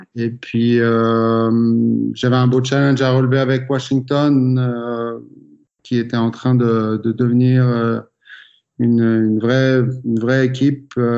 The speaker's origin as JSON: {"language": "French", "country": "France", "said": "en tant que Français"}